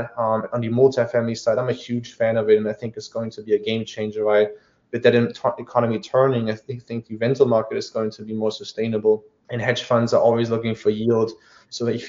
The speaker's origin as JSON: {"language": "English", "country": "Germany", "tie": "born or raised there", "accent": "German", "moved": "yes", "said": "I was born in Germany."}